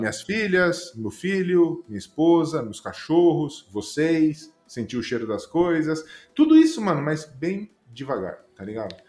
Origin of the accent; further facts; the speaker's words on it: Juquitiba, São Paulo, Brazil; moved away; voltar pra Juquitiba, lá de onde eu vim, mato